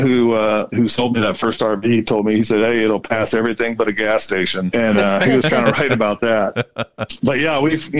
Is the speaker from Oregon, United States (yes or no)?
no; North Carolina, United States; now in Denver, United States; I grew up in North Carolina and my parents are still there, I've got 2 brothers there.